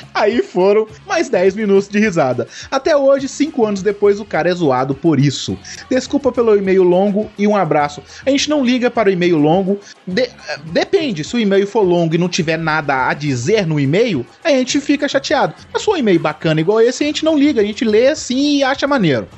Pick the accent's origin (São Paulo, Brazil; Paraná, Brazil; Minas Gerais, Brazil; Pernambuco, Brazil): Minas Gerais, Brazil; Belo Horizonte; eu sou de Belo Horizonte